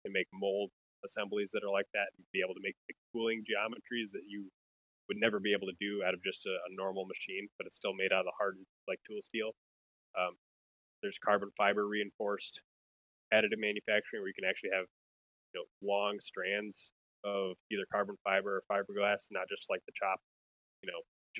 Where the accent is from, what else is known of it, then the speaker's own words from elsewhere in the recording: Wisconsin, United States; now in Minnesota, United States; And I grew up in Wisconsin